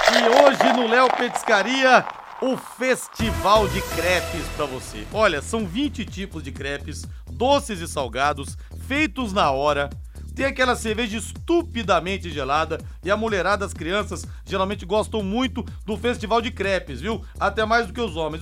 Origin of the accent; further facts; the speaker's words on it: São José dos Campos, São Paulo, Brazil; now in Londrina, Brazil; eu, né, que sou paulista, ouvia muito a rádio de São Paulo, lá em São José dos Campos